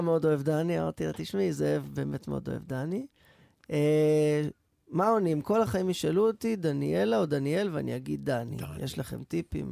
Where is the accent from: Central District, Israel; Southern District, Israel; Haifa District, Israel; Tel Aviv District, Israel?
Central District, Israel; Rehovot; כשהייתי ילד ברחובות